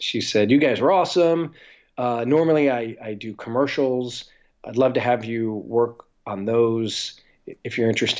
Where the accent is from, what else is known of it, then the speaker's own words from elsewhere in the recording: Atlanta, Georgia, United States; I grew up in Atlanta, Georgia, and it's where I started making films